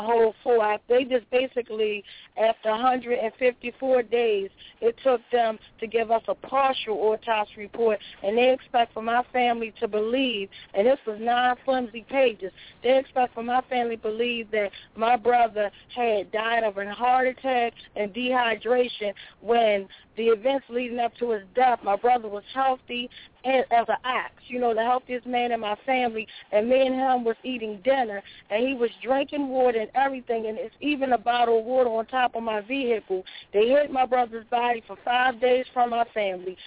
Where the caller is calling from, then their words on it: Baltimore, Maryland, United States; I'm calling from Baltimore